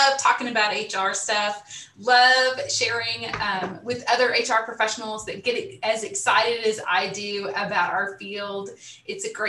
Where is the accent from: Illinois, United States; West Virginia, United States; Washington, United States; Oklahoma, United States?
Oklahoma, United States; Salina; also born or lived in Dallas, Texas; now in Tulsa, United States; I grew up in Salina, Oklahoma, tiny little town, northeast of here